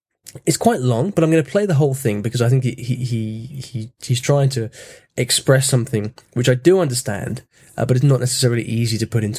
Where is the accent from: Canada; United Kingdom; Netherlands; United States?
United Kingdom; first language English; So even in my mother tongue English, there's something going on that means that people don't think I'm actually from the UK.